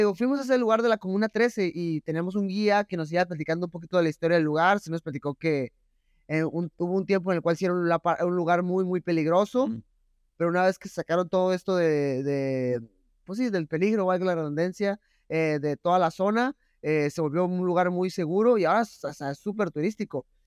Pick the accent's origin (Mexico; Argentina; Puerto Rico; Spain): Mexico; como mexicano